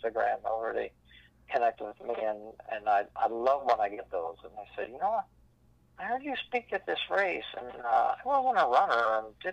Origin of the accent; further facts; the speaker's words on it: Pennsylvania, United States; growing up in Pennsylvania